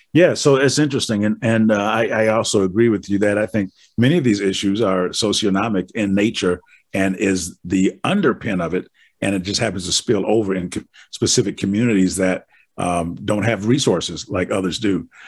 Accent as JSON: {"language": "English", "region": "Wisconsin", "country": "United States", "said": "I'm from Wisconsin, and we're frozen."}